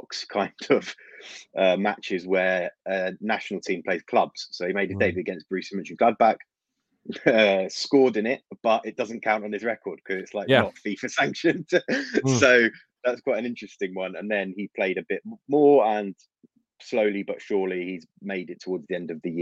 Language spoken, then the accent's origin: English; London, United Kingdom; I'm not born in Ukraine, but I am born and raised in London, but I've got Ukrainian family